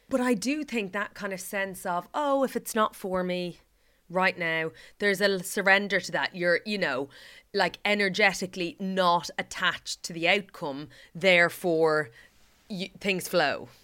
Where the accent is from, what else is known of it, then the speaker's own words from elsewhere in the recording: Ireland; As an Irish person